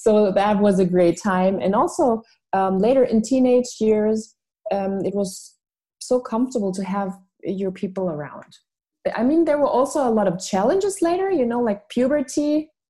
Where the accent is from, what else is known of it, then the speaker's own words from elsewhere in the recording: Munich, Bavaria, Germany; English is a second language; also born or lived in Switzerland; I was born in Munich, Germany. My father is a Filipino and my mother is German. Mm-hmm. And I was raised in beautiful Bavaria and then went to boarding school when I was 5.5 to Switzerland.